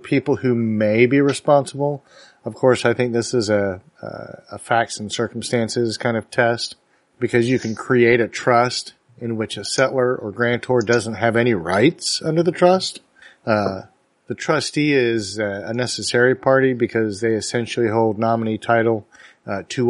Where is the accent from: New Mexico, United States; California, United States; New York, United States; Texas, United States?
Texas, United States; Dallas; my hometown